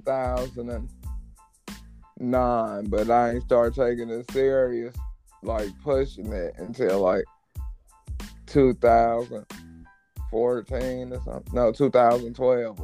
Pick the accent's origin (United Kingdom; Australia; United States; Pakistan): United States; Cleveland, Ohio; I'm from Cleveland